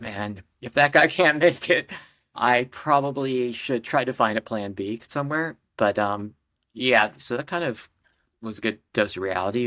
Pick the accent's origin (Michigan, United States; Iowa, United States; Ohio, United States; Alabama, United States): Ohio, United States; moved away as an adult; also born or lived in San Diego / Los Angeles / Minneapolis; now in New York, United States; I grew up in Ohio, very normal, sort of, uh, Midwestern